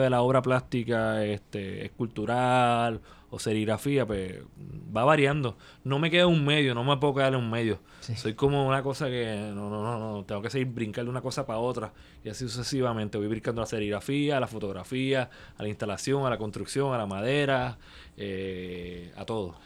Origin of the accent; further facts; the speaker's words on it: Puerto Rico; somos puertorriqueños